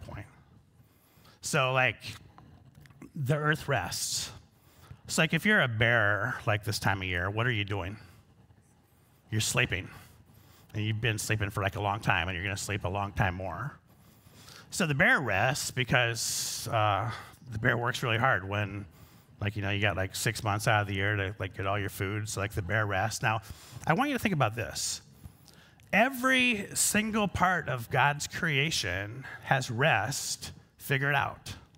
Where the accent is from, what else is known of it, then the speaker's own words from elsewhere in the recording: Pocahontas County, Northwest Iowa, United States; So I'm from Northwest Iowa.